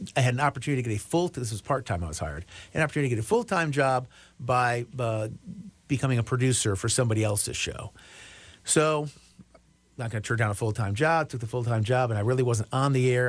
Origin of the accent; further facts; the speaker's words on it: Chicago, Illinois, United States; I grew up in the Chicago, Illinois area, the, the west and, uh, northwest suburbs of Chicago